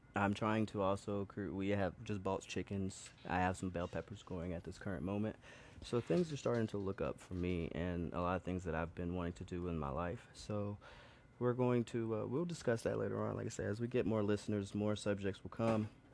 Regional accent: Birmingham, Alabama, United States; moved away as an adult; also born or lived in New York; I come from Birmingham, Alabama

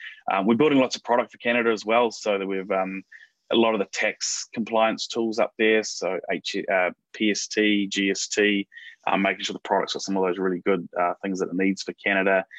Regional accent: New Zealand; moved away as an adult; now in United States; for me as a Kiwi

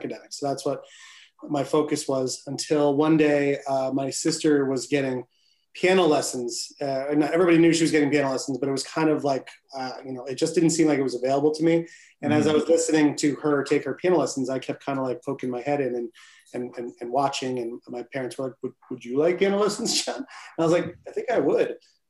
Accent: Bridgeport, Connecticut, United States; Born and raised in Bridgeport. And we both live here now

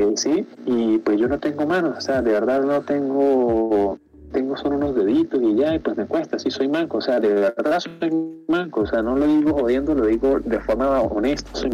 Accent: Venezuela; yo soy pues, pues venezolano

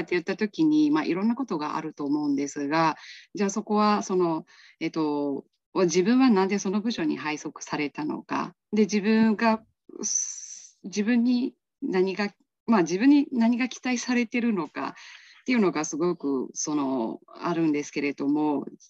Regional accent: Myanmar; Japanese is a second language; moved away as an adult; also born or lived in Kansai, Japan; now in Japan; 出身地です出身地のところで、まあ、小さいんですけれどもあの自営業をあのやっております

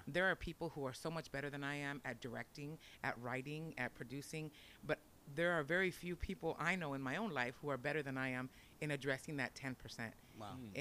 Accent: Orange County, California, United States; first language Spanish; English is a second language; growing up in Orange County

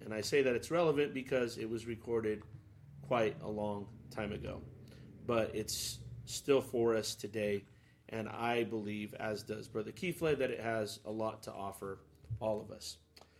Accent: West Coast, United States; We're from the West Coast.

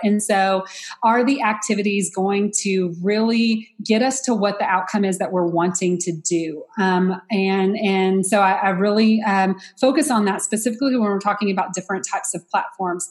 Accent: Texas, United States; I'm from Texas, but, um, and that I'm from a small town

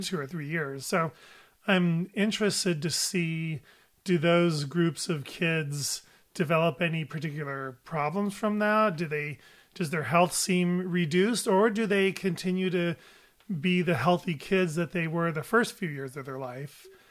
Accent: United States; my life and my views are as an American pediatrician

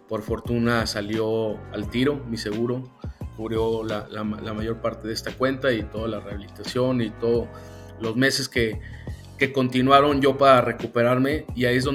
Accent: San Luis Potosí, Mexico; yo soy originario de San Luis Potosí, he nacido, crecido, aquí me desempeño. La verdad me, me encanta mi ciudad, me encanta México

